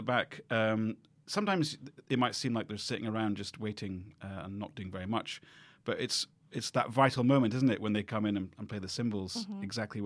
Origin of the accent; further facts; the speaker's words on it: Edinburgh, Scotland, United Kingdom; I grew up in Edinburgh